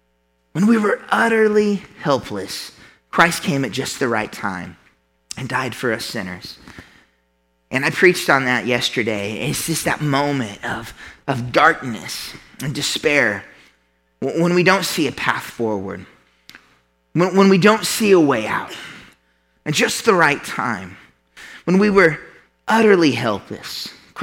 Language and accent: English; Midwest, United States; as a Midwesterner, we grew up hearing about God.